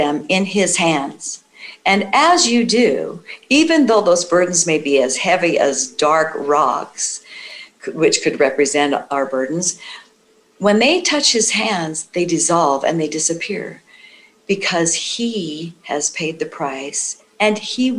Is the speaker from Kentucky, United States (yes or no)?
no; Idaho, United States; my home state of Idaho